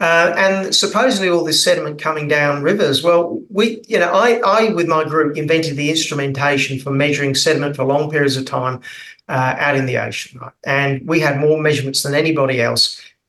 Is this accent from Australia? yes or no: yes; North Queensland, Australia; I'm down in Melbourne at the moment freezing because I'm from North Queensland